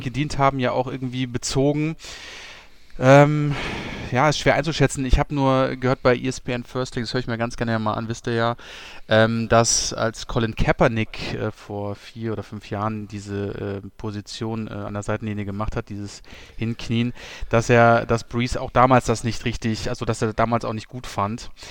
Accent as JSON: {"language": "German", "country": "Germany", "said": "wir als Deutsche"}